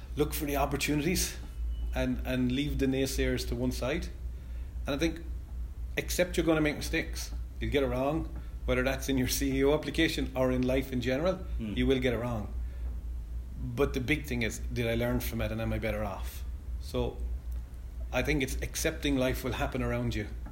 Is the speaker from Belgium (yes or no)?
no; Clarecastle, Munster, Ireland; I'm from Clare Castle in Clare